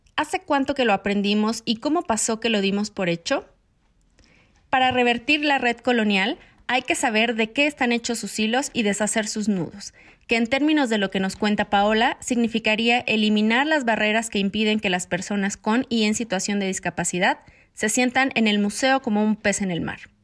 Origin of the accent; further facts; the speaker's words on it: Mexico; yo también soy de México.